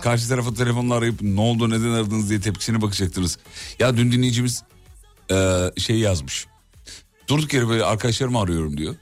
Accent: Derince, Kocaeli, Turkey; Benim doğup büyüdüğüm yer.

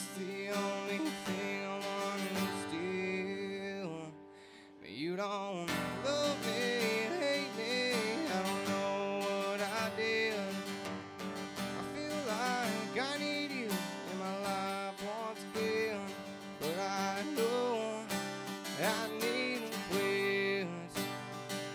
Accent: Littleville, Texas, United States; I'm from Littleville, Texas

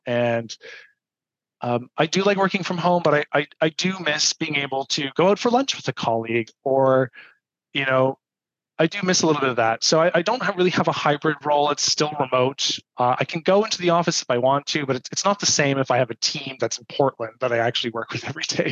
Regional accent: Toronto, Ontario, Canada; born or raised there

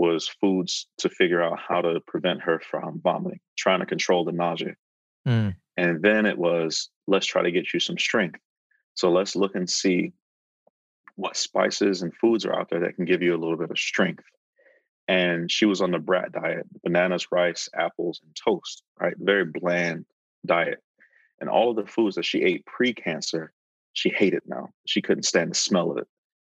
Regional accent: Fort Pierce, Florida, United States; moved away as an adult; Growing up in Fort Pierce, Florida

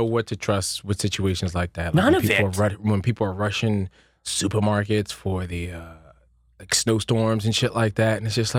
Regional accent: Philadelphia, Pennsylvania, United States; I'm from Philly.

